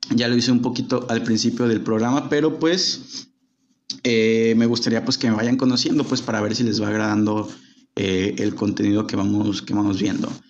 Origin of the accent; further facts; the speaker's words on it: Guadalajara, Jalisco, Mexico; yo vivo en Guadalajara, soy oriundo de Guadalajara, llevo viviendo gran parte de mi vida aquí